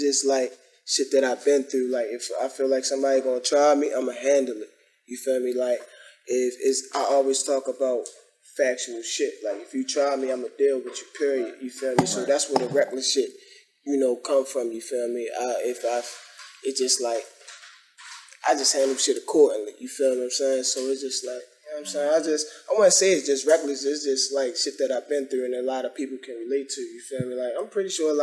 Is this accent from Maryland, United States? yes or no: yes; Baltimore, Maryland, United States; I'm from Baltimore. What's up? Park Heights, West Side.